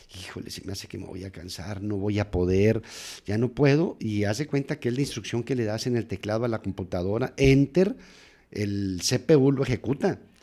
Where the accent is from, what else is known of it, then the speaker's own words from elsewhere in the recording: Nogales, Sonora, Mexico; moved away as an adult; also born or lived in Torreón, Coahuila, Mexico; now in Monterrey, Mexico; Yo, soy nacido en Torreón, pero crecido en, la frontera de Nogales, Sonora